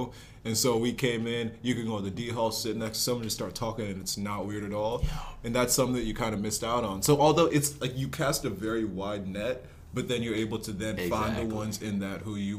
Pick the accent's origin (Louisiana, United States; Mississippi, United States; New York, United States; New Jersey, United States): New Jersey, United States; West Windsor; also born or lived in Nigeria / North Carolina; I was born in Nigeria, moved to North Carolina when I was 9, and then New Jersey, West Windsor when I was 11. So I've been in West Windsor since